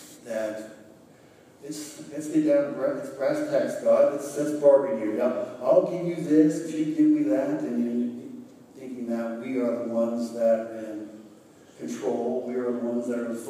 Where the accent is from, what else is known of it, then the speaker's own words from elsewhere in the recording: Greenfield, Ohio, United States; growing up in Highland County in Greenfield